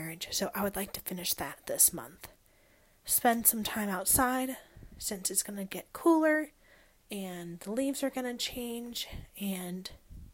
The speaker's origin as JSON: {"language": "English", "region": "Ohio", "country": "United States", "tie": "born or raised there", "also_born_or_lived": "North Carolina", "moved": "yes", "lives_now": "West Virginia, United States", "said": "I was born and raised in Ohio"}